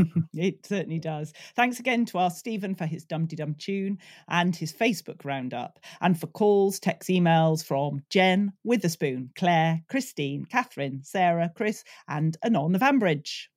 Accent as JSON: {"language": "English", "country": "United Kingdom", "said": "being British"}